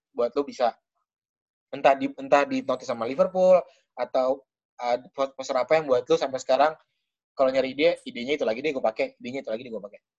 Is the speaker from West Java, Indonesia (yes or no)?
no; Kendari, Southeast Sulawesi, Indonesia; born there; Eh, kebetulan saya lahir di Kendari. Oh, besar berarti lahir di Kendari. Nah, tapi saya sebenarnya dari pulau lain dekat Kendari juga.